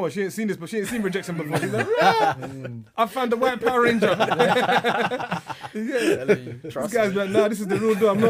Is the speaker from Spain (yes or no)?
no; London, United Kingdom; I'm from Southwark.